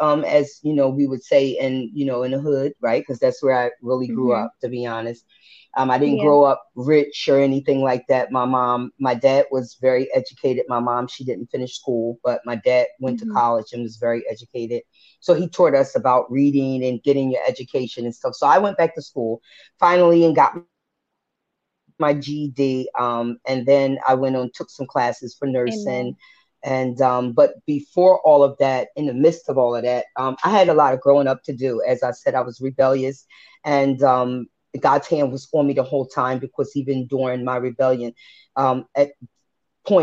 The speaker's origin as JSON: {"language": "English", "town": "Philadelphia", "region": "Pennsylvania", "country": "United States", "tie": "born or raised there", "also_born_or_lived": "Vineland, New Jersey", "moved": "as an adult", "lives_now": "New Jersey, United States", "said": "I grew up in West Philly. So I consider myself Jersey/Philly, but more a Philly girl because I really have, you know, was raised up in Philadelphia"}